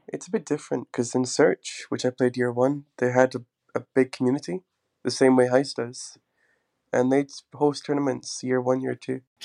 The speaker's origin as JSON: {"language": "English", "region": "Scotland", "country": "United Kingdom", "tie": "born or raised there", "also_born_or_lived": "England / Portugal", "moved": "as an adult", "said": "I've always been in Scotland because I'm like part Scottish"}